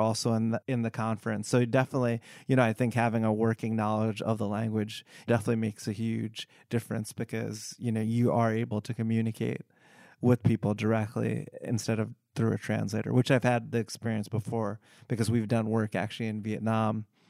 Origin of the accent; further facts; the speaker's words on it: United States; I am of Indian descent, but I was born in the US